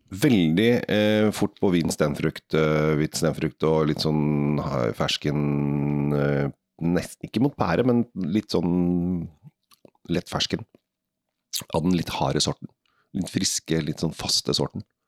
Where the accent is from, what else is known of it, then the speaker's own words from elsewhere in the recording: Norway; vi som nordmenn